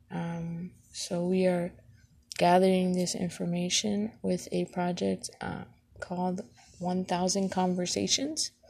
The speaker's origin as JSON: {"language": "English", "town": "Elgin", "region": "Illinois", "country": "United States", "tie": "born or raised there", "said": "I was raised in Elgin and I live in Elgin and I plan to be in Elgin for the long term."}